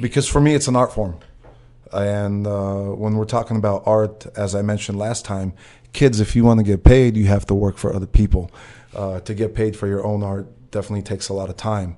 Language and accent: English; Russia; moved away